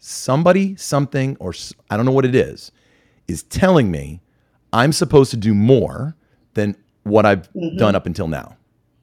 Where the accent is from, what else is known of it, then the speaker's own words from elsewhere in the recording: Westchester County, New York, United States; I'm originally from Westchester County in New York, from a very high achieving neighborhood.